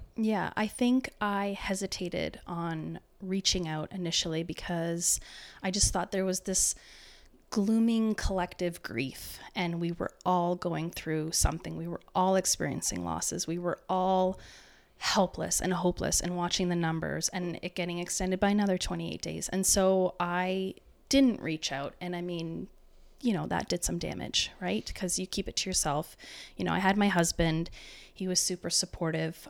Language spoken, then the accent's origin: English; Waterloo Region, Ontario, Canada; I'm from the Waterloo region